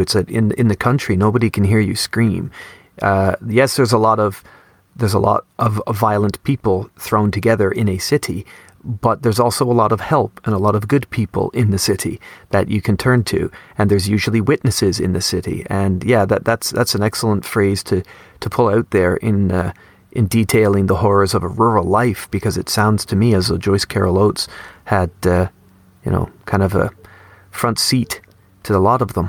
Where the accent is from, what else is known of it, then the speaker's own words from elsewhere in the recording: Canada; growing up in Canada